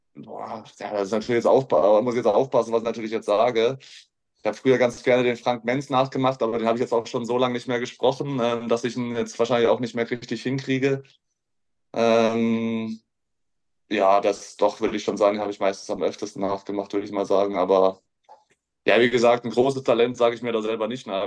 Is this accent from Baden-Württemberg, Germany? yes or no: yes; Heckfeld, Baden-Württemberg, Germany; now in Würzburg, Germany; ist ein kleines Dorf, ähm, in dem ich aufgewachsen bin.